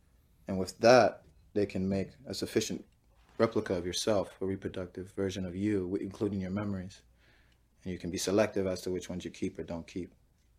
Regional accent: Florida, United States; South Florida.

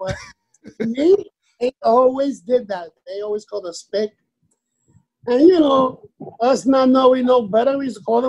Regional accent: New York City, New York, United States; also born or lived in Bushwick, Brooklyn; I was born in Williamsburg. I was born in Harrison Place, and that's off of Flushing Avenue in Williamsburg.

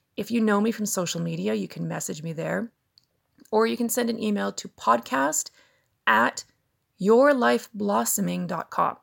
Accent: Canada; I'm a Canadian mom of two grown children

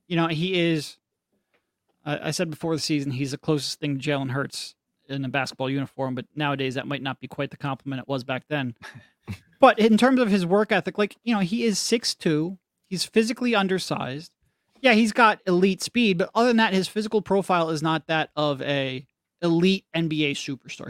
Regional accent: Philadelphia, Pennsylvania, United States; I grew up in Philly. We're all living in Philly

